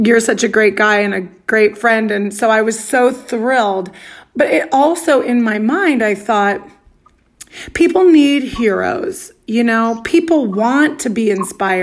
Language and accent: English; Arizona, United States; moved away as an adult; also born or lived in Brooklyn; growing up in Arizona